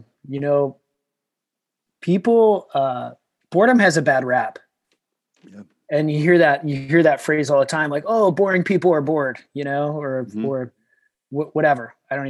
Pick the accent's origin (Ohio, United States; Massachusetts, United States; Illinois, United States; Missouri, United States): Missouri, United States; Kansas City; moved away as an adult; now in Carlsbad, United States; So most of that time I grew up in Kansas City. That's where I met my wife. That's where I started my family. That's where I started my business. And then recently, within the last few years, my wife and I actually moved to Carlsbad, California